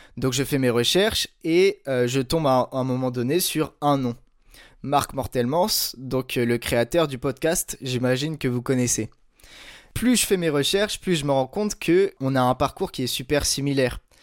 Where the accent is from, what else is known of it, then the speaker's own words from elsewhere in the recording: Brittany, France; j'ai 23 ans, je suis breton